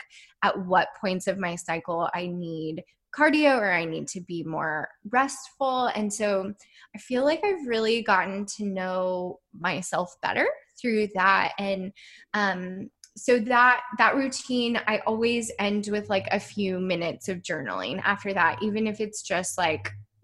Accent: Midwest, United States; I grew up in the Midwest

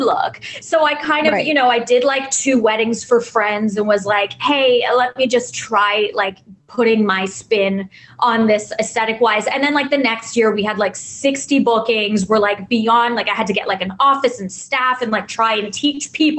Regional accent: Canada; moved away as an adult; also born or lived in New York / Toronto; I'm Canadian

